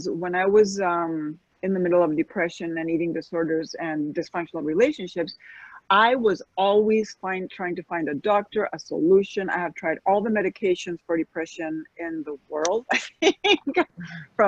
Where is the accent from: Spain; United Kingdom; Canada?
Spain; moved away as an adult; also born or lived in United States; now in Florida, United States; I'm American and I'm Spanish, but I had never really lived here for any extended period of time as an adult